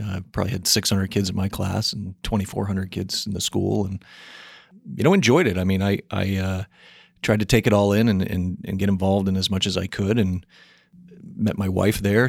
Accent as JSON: {"language": "English", "region": "New Hampshire", "country": "United States", "tie": "born or raised there", "said": "I was born and raised up in New Hampshire"}